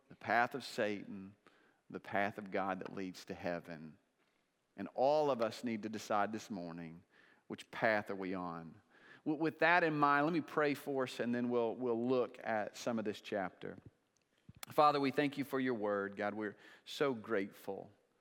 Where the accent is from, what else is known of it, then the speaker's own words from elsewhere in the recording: Oklahoma, United States; now in Lenexa, United States; I'm from Oklahoma